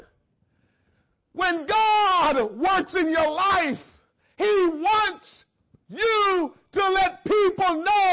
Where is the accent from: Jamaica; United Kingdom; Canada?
Jamaica; growing up in Jamaica